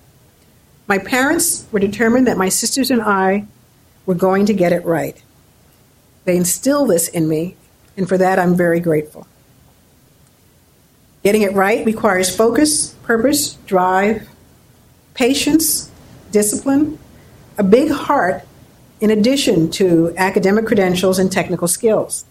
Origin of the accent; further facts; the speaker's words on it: New York City, New York, United States; grew up in New York City with parents who were very encouraging